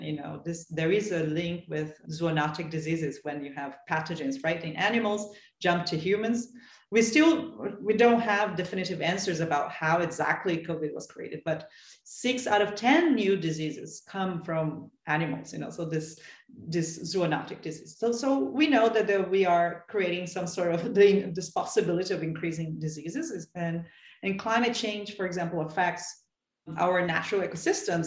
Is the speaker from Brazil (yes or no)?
yes; São Paulo, Brazil; I'm from Sao Paulo